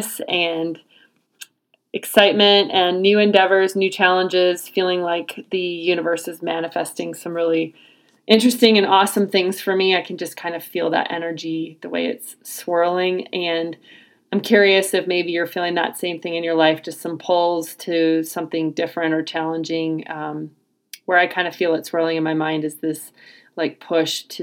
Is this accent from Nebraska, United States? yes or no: yes; Nebraska, United States; my home state of Nebraska